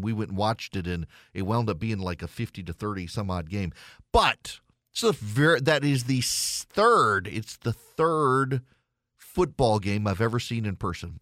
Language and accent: English; Louisiana, United States; moved away as an adult; now in Georgia, United States; I am from Louisiana. Grew up an L S U fan. I've lived in Georgia for twenty years.